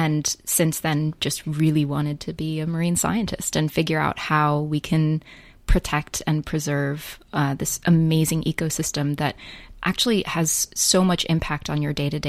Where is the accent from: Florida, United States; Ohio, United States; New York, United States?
New York, United States; I grew up in New York